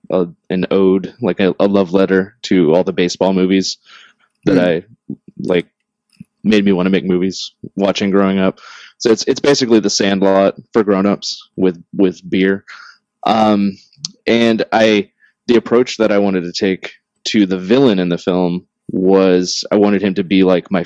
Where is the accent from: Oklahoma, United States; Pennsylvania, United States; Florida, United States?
Florida, United States; Tampa; growing up in Tampa, I was exposed to a lot of wrestling everywhere